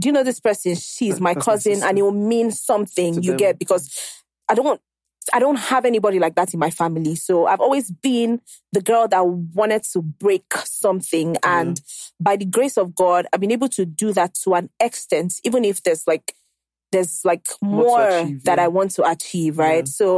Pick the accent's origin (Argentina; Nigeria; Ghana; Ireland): Nigeria; Lagos; also born or lived in Akwa Ibom; I grew up in Ajegunle